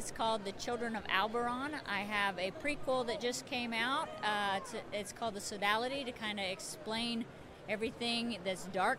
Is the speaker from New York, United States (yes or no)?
no; Muncie, Indiana, United States; I'm from Muncie, Indiana